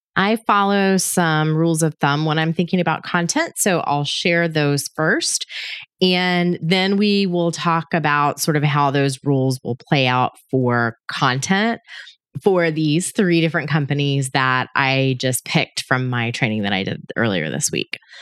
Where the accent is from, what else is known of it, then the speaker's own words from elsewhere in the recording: Georgia, United States; my home state of Georgia